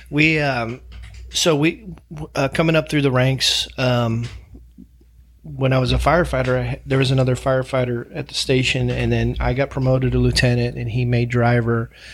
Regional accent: St. Louis, Missouri, United States; moved away; growing up in Saint Louis, Missouri

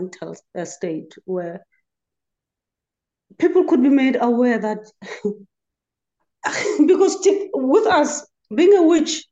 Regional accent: South Africa; I'm from South Africa.

